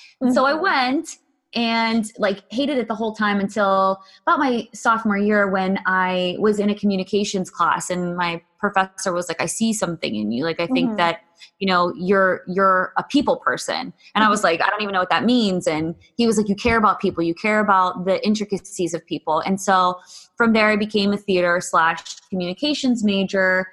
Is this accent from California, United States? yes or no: no; Pittsburgh, Pennsylvania, United States; I grew up in Pittsburgh and grew up suburbs